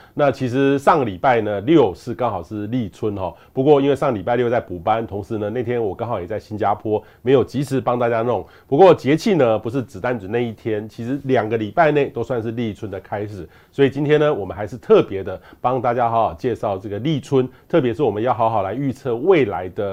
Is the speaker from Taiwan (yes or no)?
yes; southern Taiwan, Taiwan; moved away; 我小时候在南部嗯，南部长大